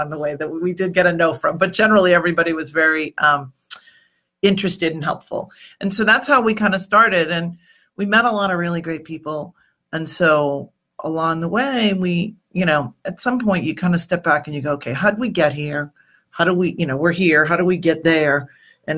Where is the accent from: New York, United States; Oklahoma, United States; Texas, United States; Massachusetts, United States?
Massachusetts, United States; I grew up in Irish New England, you know, and so in Massachusetts